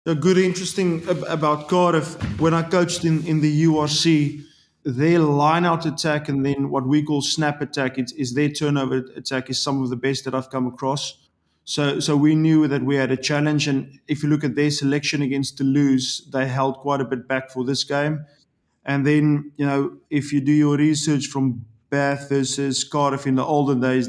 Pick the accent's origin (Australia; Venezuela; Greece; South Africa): South Africa; moved away as an adult; also born or lived in Ireland; now in England; I'm a South African. I love my country.